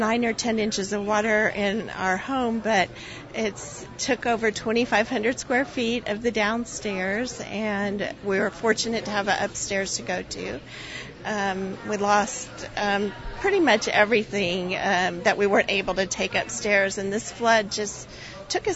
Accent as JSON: {"language": "English", "town": "El Paso", "region": "Texas", "country": "United States", "moved": "yes", "lives_now": "Houston, United States", "said": "I'm from El Paso."}